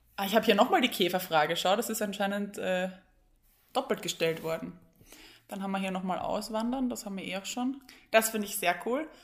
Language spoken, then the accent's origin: German; Vienna, Austria; bei uns in Wien